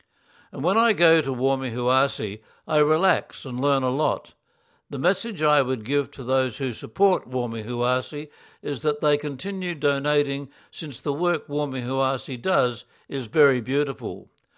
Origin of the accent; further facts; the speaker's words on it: Lima, Peru; also born or lived in Puno; I was born in Puno. My parents, also from Puno, brought me to Lima when I was 3.